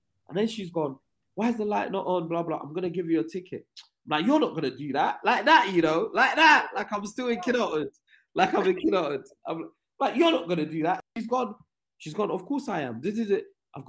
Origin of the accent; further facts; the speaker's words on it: England, United Kingdom; But yeah, and then I went on to apologize and said I was from England.